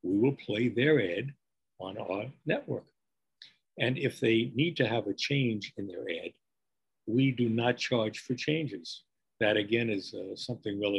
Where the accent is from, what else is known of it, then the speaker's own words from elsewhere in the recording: New York, United States; accent: New York; moved away as an adult; also born or lived in California; now in Long Beach, United States; my accent belies the fact that I'm an Easterner. I mean, you can't ever lose your New York accent, even though I haven't been in New York in over 40 years